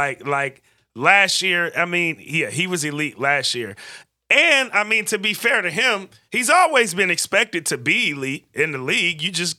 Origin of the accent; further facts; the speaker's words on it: the Bay Area, California, United States; I'm from the Bay